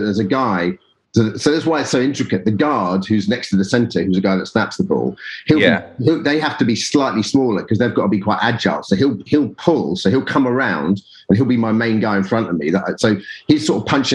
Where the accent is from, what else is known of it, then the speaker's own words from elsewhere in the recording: Colchester, East of England, United Kingdom; I grew up in Colchester, which is about 60 miles northeast of London